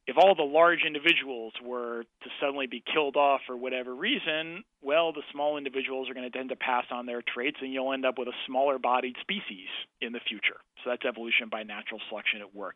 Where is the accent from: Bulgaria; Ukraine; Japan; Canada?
Canada; I'm a Canadian